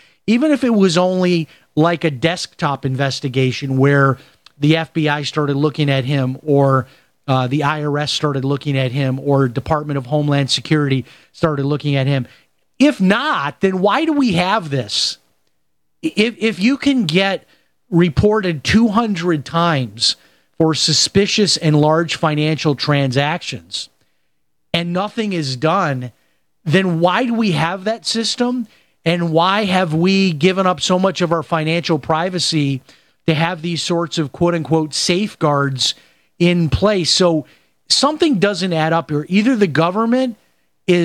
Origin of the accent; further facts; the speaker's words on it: Chicago, Illinois, United States; And I grew up in Chicago, and I remember people doing that, people having thousands of dollars in cash around their house.